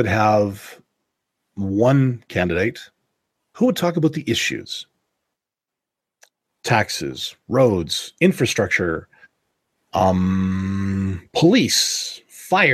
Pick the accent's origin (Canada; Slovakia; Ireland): Canada; I'm Canadian